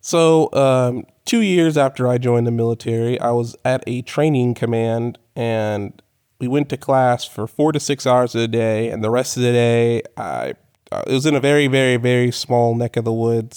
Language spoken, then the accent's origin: English; Corpus Christi, Texas, United States; moved away as an adult; I was born and raised in Corpus Christi, Texas.